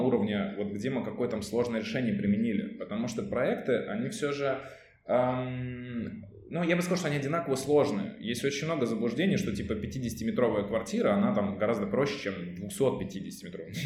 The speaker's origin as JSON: {"language": "Russian", "town": "Ivanovo", "region": "Ivanovo Oblast", "country": "Russia", "tie": "born or raised there", "moved": "as an adult", "lives_now": "Saint Petersburg, Russia", "said": "я был в родном городе, это город Иваново"}